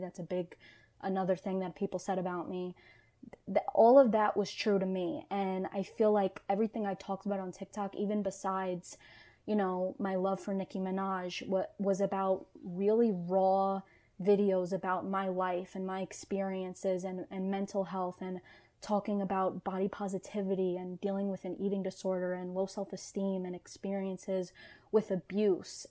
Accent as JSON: {"language": "English", "town": "New York City", "region": "New York", "country": "United States", "tie": "born or raised there", "said": "I was born and raised in New York, so this this slang and vernacular that I was using, I grew up around."}